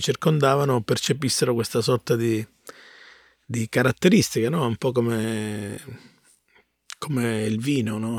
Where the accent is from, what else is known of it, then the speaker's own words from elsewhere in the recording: Mirto, Calabria, Italy; accent: Calabrian; first language Calabrian; moved away; also born or lived in Bologna; io vengo da un paese che è molto vicino a Ciro, si chiama Mirto il mio paese